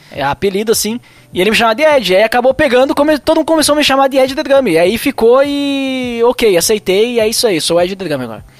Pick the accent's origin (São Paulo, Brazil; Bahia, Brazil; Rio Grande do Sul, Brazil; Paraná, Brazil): Rio Grande do Sul, Brazil; Bento Gonçalves; eu sou do Rio Grande do Sul, né, é, sou de Bento Gonçalves, Serra Gaúcha